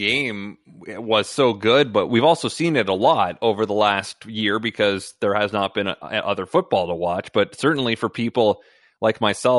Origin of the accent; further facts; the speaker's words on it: Ontario, Canada; We're not from Quebec, we're from Ontario